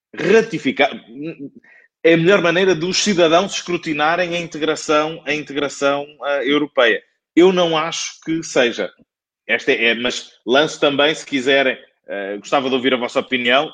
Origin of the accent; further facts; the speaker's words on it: Penafiel, Norte, Portugal; moved away; minha terra de sempre, que é Penafiel